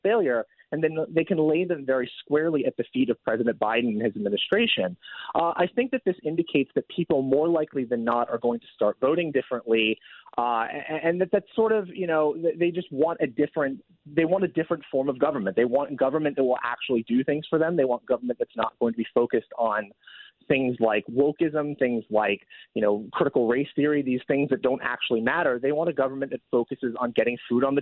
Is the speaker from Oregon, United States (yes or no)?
yes; Oregon, United States; my home state of Oregon